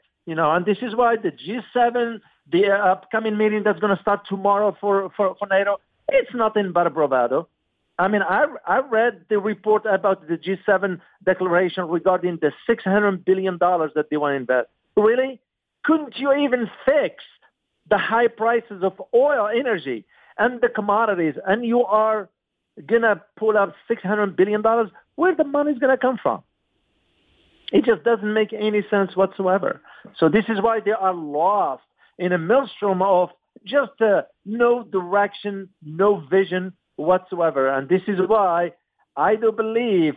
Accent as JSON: {"language": "English", "country": "United States", "said": "As an American"}